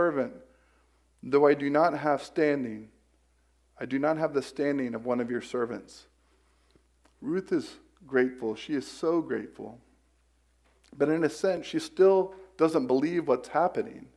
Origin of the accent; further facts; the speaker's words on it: Polk County, Central Florida, United States; I'm from Central Florida, from Polk County, Florida